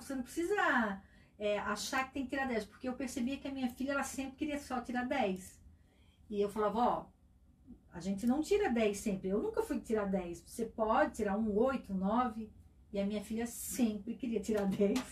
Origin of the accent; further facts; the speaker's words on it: Itajaí, Santa Catarina, Brazil; also born or lived in Tijucas; E eu nasci lá e com um mês eu já estava em Itajaí, né? Sou cidadã de coração de Itajaí